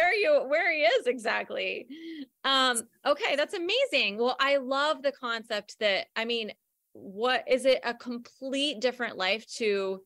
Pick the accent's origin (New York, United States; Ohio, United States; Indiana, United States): Ohio, United States; Newark; I grew up in Newark too.